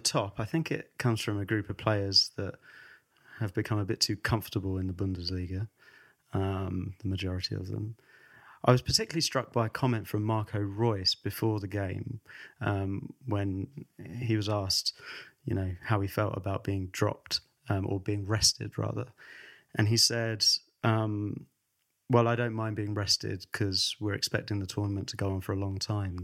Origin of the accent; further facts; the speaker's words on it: England, United Kingdom; We're both English